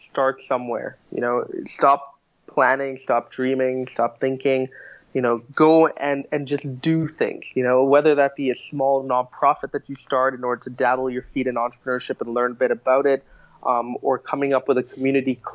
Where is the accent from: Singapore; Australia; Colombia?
Singapore; now in Canada; I was born in Singapore in a cutthroat environment, a competitive environment